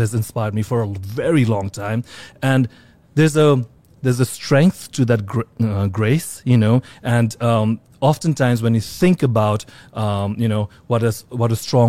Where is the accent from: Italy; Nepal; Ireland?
Nepal; also born or lived in Singapore / India / London / Australia; now in New York, United States; though I live in New York for 20 years right now, like I came from different parts of the world. I was born in Singapore, grew up in Nepal, lived in India, London, Australia.